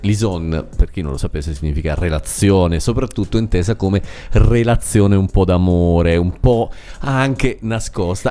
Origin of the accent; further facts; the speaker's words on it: Sicily, Italy; in Sicilia, da, dalle mie parti